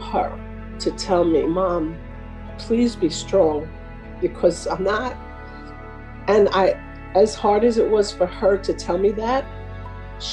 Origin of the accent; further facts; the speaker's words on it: Oceanside, New York, United States; I'm from Oceanside, Long Island.